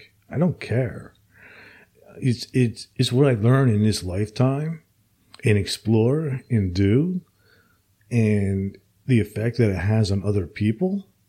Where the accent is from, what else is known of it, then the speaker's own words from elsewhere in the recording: Princeton, New Jersey, United States; moved away; I'm originally from Princeton, New Jersey, also.